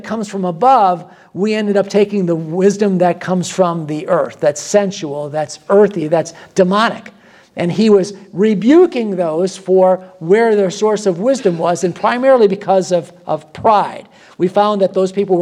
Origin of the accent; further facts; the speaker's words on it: Michigan, United States; also born or lived in Chicago; I'm from Michigan, and I spend a lot of time on the south side of Chicago as well.